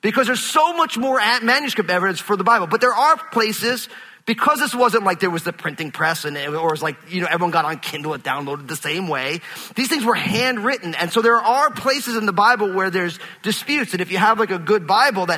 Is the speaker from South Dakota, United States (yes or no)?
no; New York, United States; I'm from New York